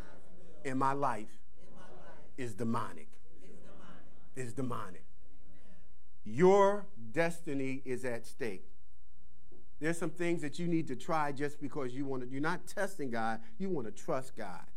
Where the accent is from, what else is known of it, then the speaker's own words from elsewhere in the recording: Philadelphia, Pennsylvania, United States; moved away; I'm from Philly.